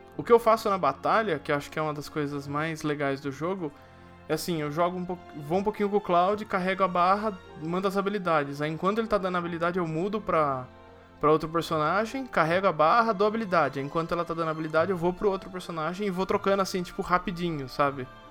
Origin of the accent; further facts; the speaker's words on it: Brazil; eu sou brasileiro